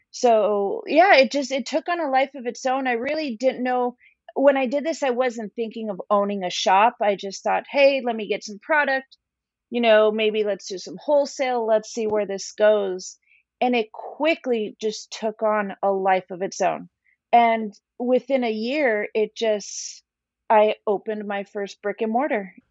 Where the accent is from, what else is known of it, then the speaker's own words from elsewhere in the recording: Tijuana, Baja California, Mexico; also born or lived in New York; now in San Diego, United States; growing up in Tijuana